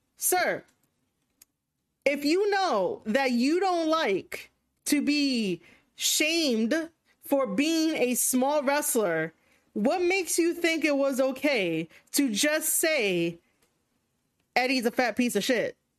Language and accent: English; New York City, New York, United States; I'm from New York City